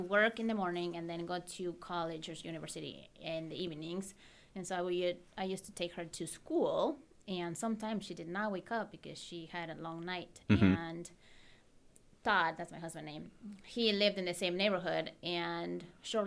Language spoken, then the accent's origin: English; Querétaro, Mexico; English is a second language; moved away as an adult; now in United States; I moved here when I was 2001. So I've been here exactly the same amount of years that I've lived in Mexico